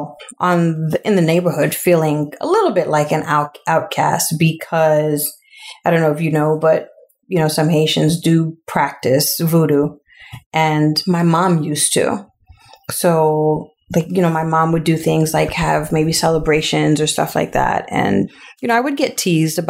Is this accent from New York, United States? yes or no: yes; New York City, New York, United States; I grew up in Queens all my life